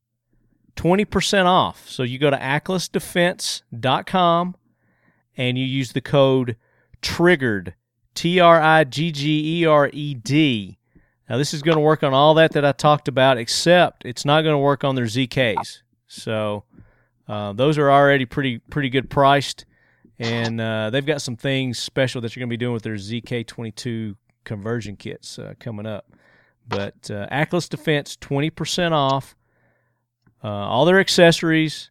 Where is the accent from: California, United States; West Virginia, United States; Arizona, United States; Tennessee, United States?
Tennessee, United States; Murfreesboro; here in my hometown of Murfreesboro, Tennessee